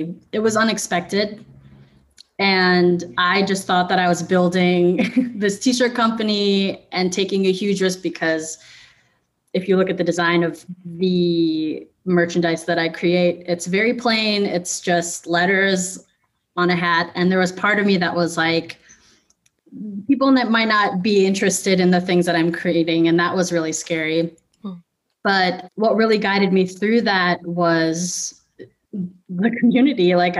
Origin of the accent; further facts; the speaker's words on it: Philippines; it was kind of melding my two worlds of me as a musician and then me as a business owner and me as a Filipino, all those things.